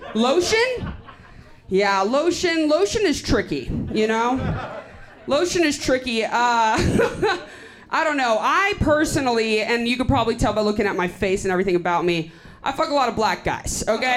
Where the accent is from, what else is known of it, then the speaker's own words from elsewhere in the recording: Austin, Texas, United States; I'm from Austin.